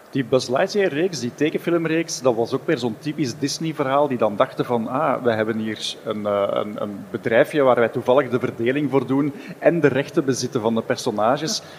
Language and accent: Dutch; Flanders, Belgium; wij hier in Vlaanderen